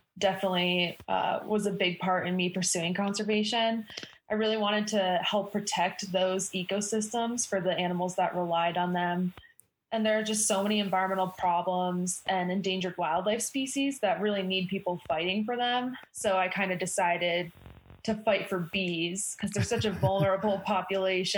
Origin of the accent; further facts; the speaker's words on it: Rutland, Vermont, United States; moved away as an adult; now in Bozeman, United States; I grew up in Rutland, Vermont